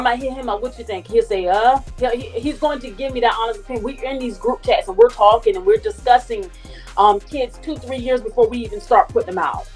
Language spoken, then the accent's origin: English; Savannah, Georgia, United States; I'm from Savannah